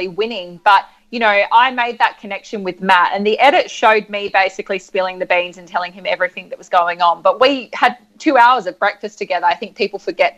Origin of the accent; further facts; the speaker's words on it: Adelaide, South Australia, Australia; I'm from Adelaide